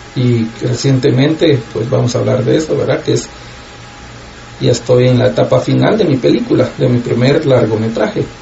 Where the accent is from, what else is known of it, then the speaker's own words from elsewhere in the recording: Guatemala; moved away as an adult; now in Los Angeles, United States; soy guatemalteco, como tú dijiste, vivo en Los Ángeles, California pues viví hasta que tenía 25 años en Guatemala, puro chapín